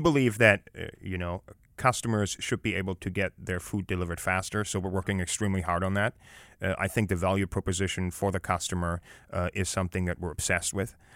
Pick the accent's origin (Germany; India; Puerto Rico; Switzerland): Germany; now in United States; growing up in Europe and growing up in Germany